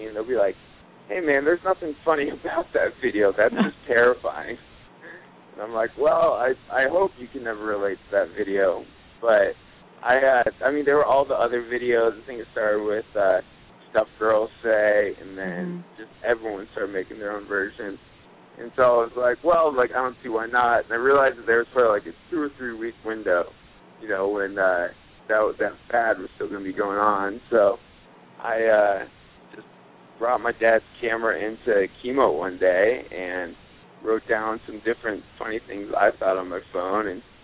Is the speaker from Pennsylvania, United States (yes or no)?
no; Aurora, Colorado, United States; I am from Aurora, Colorado